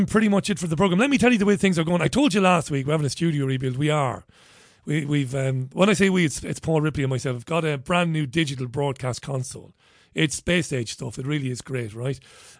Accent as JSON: {"language": "English", "country": "Ireland", "said": "As an Irishman, I'm proud of what you and Gemma done."}